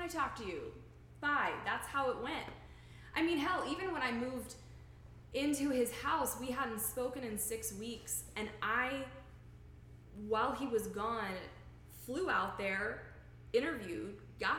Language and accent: English; Texas, United States; moved away; also born or lived in Oklahoma / Illinois; When I was little, I grew up in Texas